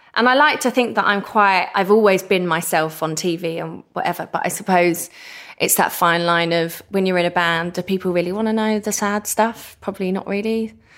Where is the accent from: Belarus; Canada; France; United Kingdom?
United Kingdom; Essex, East of England; I'm the girl from Essex that did good